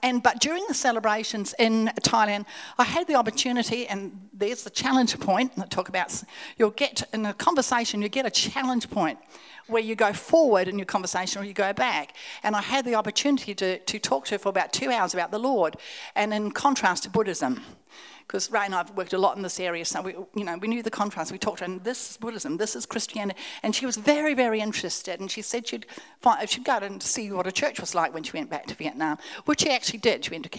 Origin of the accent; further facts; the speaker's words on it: Australia; And so then I'm from Australia